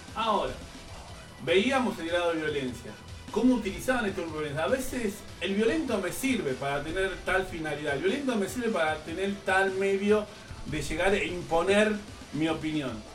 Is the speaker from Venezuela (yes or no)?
no; Bolivia; now in Buenos Aires, Argentina; como colectividad boliviana acá en la ciudad de Buenos Aires